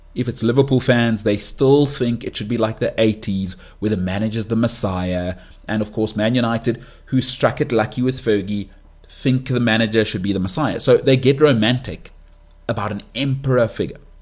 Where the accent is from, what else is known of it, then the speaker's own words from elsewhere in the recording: South Africa; I'm South African. I live in South Africa